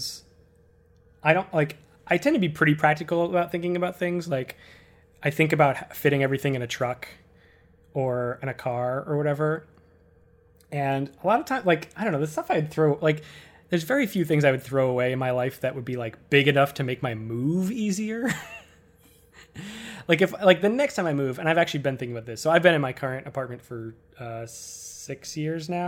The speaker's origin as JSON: {"language": "English", "town": "Worcester", "region": "Massachusetts", "country": "United States", "tie": "born or raised there", "also_born_or_lived": "Boston, United States / Cambridge, United States", "moved": "as an adult", "lives_now": "New York, United States", "said": "Leaving Worcester, I ended up not saying bye. Like, I still talk to all the people I know from high school"}